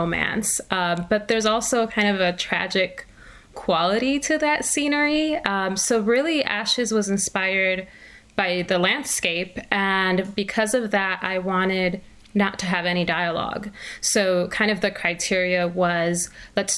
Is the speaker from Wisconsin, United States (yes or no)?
yes; Milwaukee, Wisconsin, United States; moved away as an adult; also born or lived in Puerto Rico; now in Dallas, United States; I grew up in Milwaukee, Wisconsin. I'm originally from Puerto Rico, but we moved to Milwaukee when I was 8.